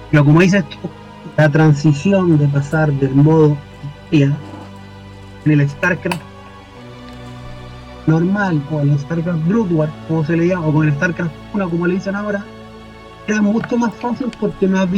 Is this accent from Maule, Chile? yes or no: no; Valparaíso, Chile; yo soy de Chile, soy de Valparaíso, que jugaba en un local en Valparaíso y en consolas